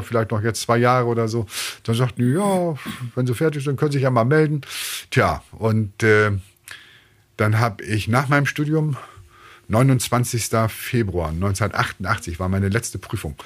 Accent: Bremen, Germany; ich bin in Bremen aufgewachsen, ich bin Bremer

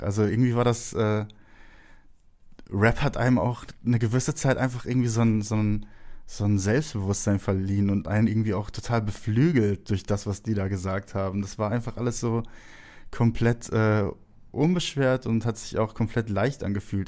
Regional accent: Herne, North Rhine-Westphalia, Germany; ich wurde im Ruhrgebiet geboren, in Wanne-Eickel

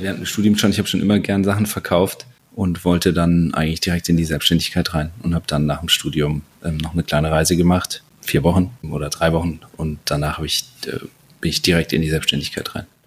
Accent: Saarland, Germany; moved away as an adult; also born or lived in Bruchsal; now in Munich, Germany; ich bin ein gebürtiger Saarländer, wohne jetzt äh, in München mit meiner Frau.

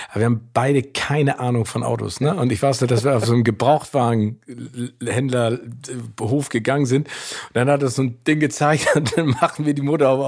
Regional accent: Germany; also born or lived in United States; also ich bin ja geboren in Amerika und ich war ja zwischendurch da, mhm. aber das erste Mal, als ich dann auch auf der Highschool war, nach ganz langer Zeit in Deutschland

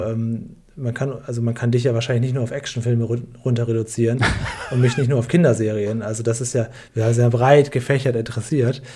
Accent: Northern Germany, Germany; Ich bin in Norddeutschland aufgewachsen

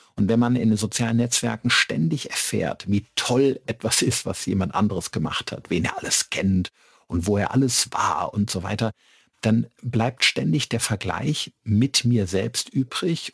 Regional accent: Middle Rhine, foot of the Westerwald, Rhineland-Palatinate, Germany; moved away as an adult; now in Regensburg, Germany; Ich komme aus dem Mittelrhein, äh, am Fuße des schönen Westerwaldes und äh, bin dort aufgewachsen

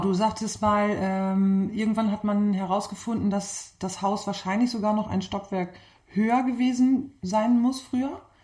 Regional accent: Klostermoor, Lower Saxony, Germany; born or raised there; moved away as an adult

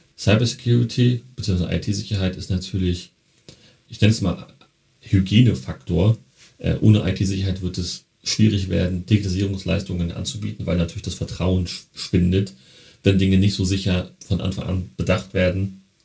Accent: Berlin, Germany; Ich komme ja ursprünglich aus Berlin, Neukölln

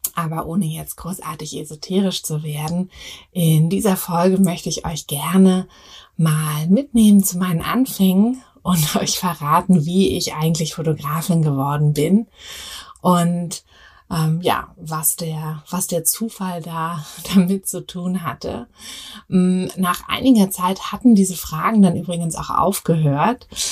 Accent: Berlin, Germany; also born or lived in Paris; Ich komme ja aus Berlin

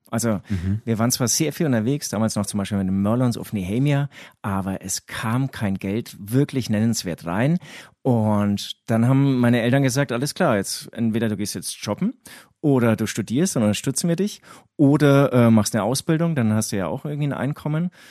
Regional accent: Herzogenaurach, Bavaria, Germany; accent: Franconian; ich komme ja, wie man ähm, meinem Dialekt äh, unschwer auch ähm, anmerkt, ähm, auch aus Franken. Im Prinzip ähm, bin ich genau, also ich, ich bin in Herzogenaurach groß geworden

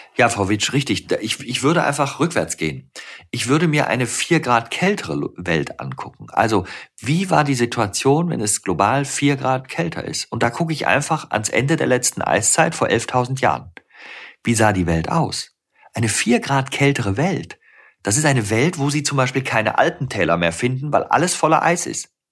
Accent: Rhineland, Germany; ich bin ja Rheinländer, ich bin im Rheinland geboren

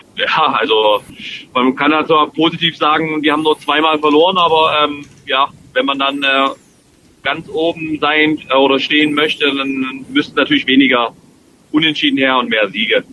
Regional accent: Dresden, Saxony, Germany; moved away; mein Heimatverein ist, meine Heimatstadt

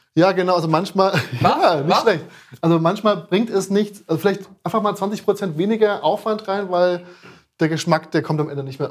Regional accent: Frankfurt, Hesse, Germany; now in Berlin, Germany; ich bin ja eigentlich aus Frankfurt

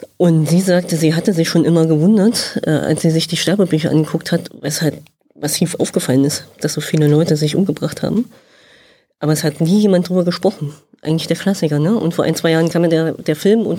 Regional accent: Thuringia, Germany; also born or lived in Demmin; habe Leistungssport gemacht, habe mein Abi da gemacht, habe in Erfurt studiert

